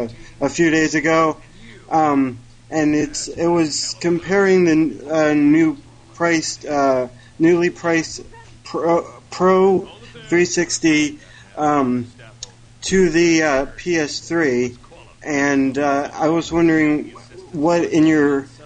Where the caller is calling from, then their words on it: Maryland, United States; calling from Maryland.